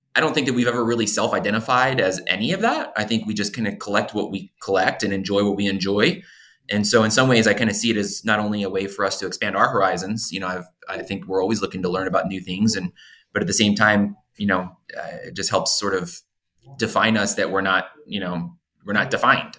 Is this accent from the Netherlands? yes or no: no; Philadelphia, Pennsylvania, United States; I grew up in Philadelphia